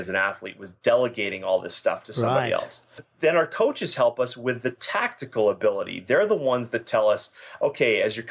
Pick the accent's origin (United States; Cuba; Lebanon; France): United States; Boston, Massachusetts; now in Calgary, Canada; I'm originally from Boston, Massachusetts